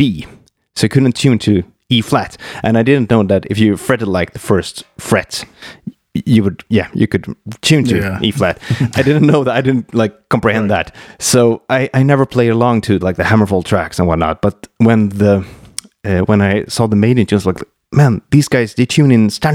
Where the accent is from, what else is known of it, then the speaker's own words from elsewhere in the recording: Mora, Dalarna County, Sweden; English is a second language; in the school back in Mora, where I grew up north here in Sweden